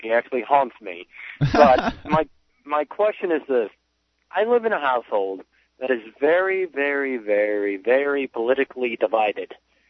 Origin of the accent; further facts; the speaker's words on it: Chicago, Illinois, United States; moved away as an adult; now in Florida, United States; Well, I'm 20. I'm currently sitting in Florida right now, but I'm from Chicago, so my parents are up in Chicago.